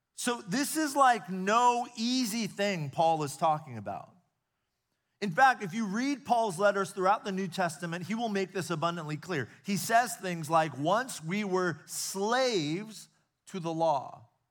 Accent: United States; I grew up here in the States, so I've spent my entire life here

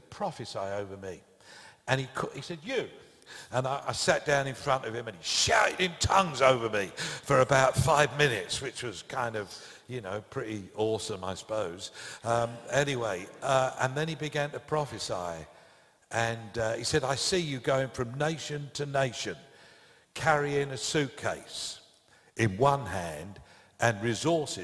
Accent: Brentwood, East of England, United Kingdom; So they wouldn't have known Brentwood. So we said, well, London, because it's kind of 17 miles from London

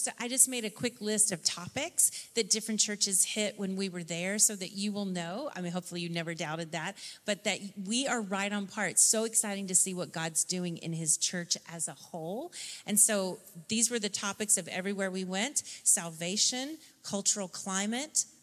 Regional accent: Tennessee, United States; my childhood, of growing up in Tennessee

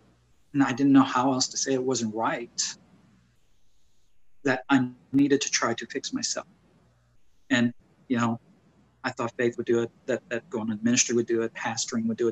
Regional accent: New Iberia, Louisiana, United States; moved away as an adult; now in Calcasieu Parish, United States; Born in New Iberia, Louisiana in 1971

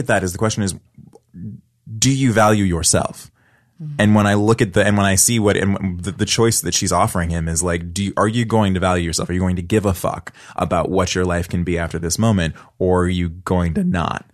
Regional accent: Oakland, California, United States; I grew up, I'm from Oakland. I grew up in like the nice part of Oakland

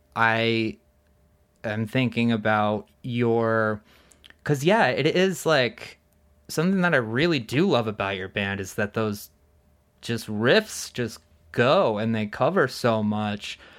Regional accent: East Coast, United States; moved away; I grew up on the East Coast

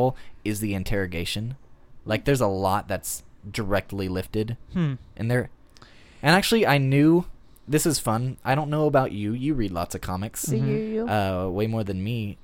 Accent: United States; I'm an American

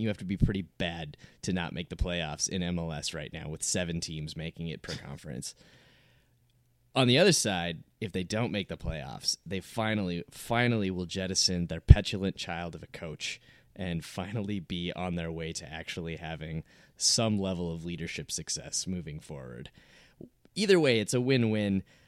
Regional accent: Minneapolis, Minnesota, United States; I grew up in the Metrodome. Like, I grew up being in the Metrodome all the time

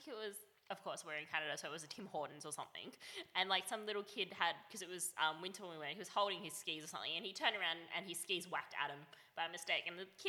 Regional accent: Melbourne, Victoria, Australia; now in Sydney, Australia; I grew up in Melbourne

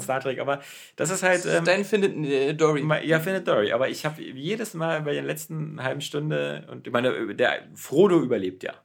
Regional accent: Berlin, Germany; ich bin selber ähm, in West-Berlin aufgewachsen. Ich bin ja in West-Berlin geboren.

